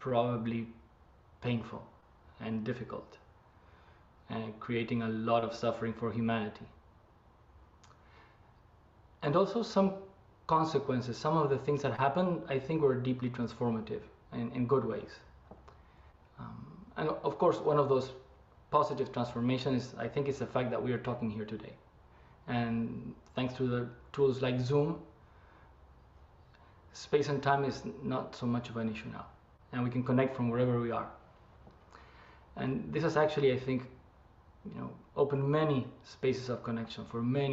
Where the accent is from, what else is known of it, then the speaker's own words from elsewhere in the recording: Argentina; moved away as an adult; also born or lived in Japan; now in San Francisco, United States; I am originally from Argentina